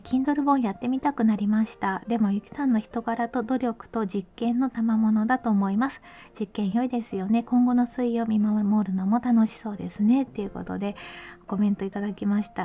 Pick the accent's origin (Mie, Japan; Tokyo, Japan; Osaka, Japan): Mie, Japan; 私の出身地の三重県